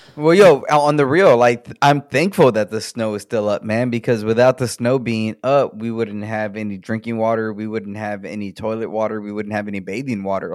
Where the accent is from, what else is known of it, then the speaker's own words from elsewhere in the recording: United States; for us as the American people, we pay into, into ERCOT